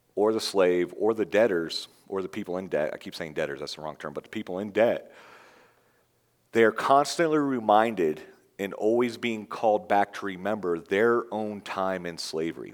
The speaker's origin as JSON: {"language": "English", "region": "Florida", "country": "United States", "said": "I'm from Florida."}